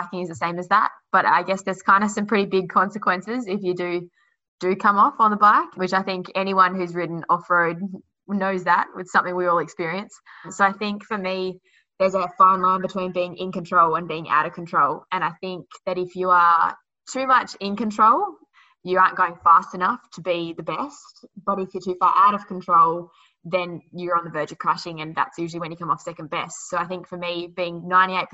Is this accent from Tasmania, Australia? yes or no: yes; Launceston, Tasmania, Australia; I'm from Launceston. I'm pretty lucky to be able to call Tassie home.